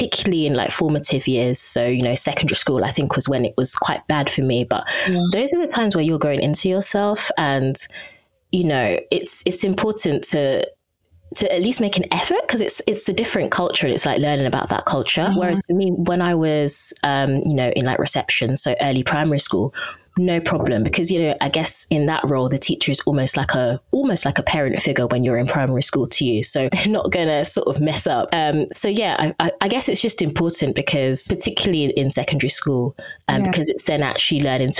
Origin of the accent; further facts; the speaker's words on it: Southend-on-Sea, East of England, United Kingdom; first language English; I grew up in Southend.